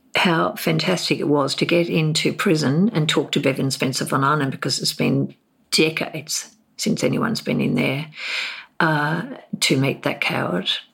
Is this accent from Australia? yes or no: yes; Hobart, Tasmania, Australia; moved away as an adult; also born or lived in Darwin; I grew up in Hobart